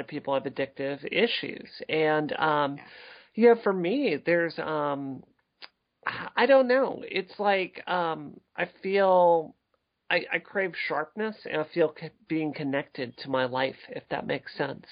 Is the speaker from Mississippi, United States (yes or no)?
yes; Mississippi, United States; growing up in Mississippi